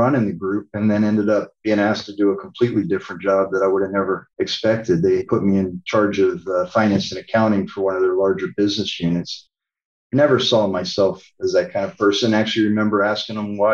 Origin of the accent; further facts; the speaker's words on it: Pennsylvania, United States; moved away; We're both from Pennsylvania